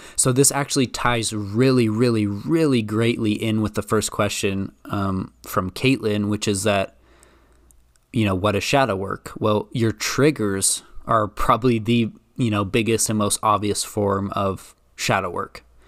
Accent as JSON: {"language": "English", "region": "Idaho", "country": "United States", "said": "I'm from Idaho"}